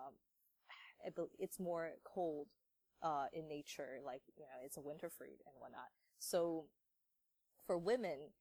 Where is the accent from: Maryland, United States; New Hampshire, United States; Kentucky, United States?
Maryland, United States; I'm born and raised in Maryland